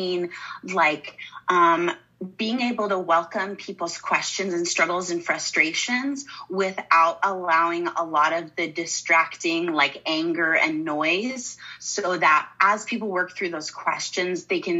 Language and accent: English; Southern Utah, United States; now in Mesa, United States; I grew up in Southern Utah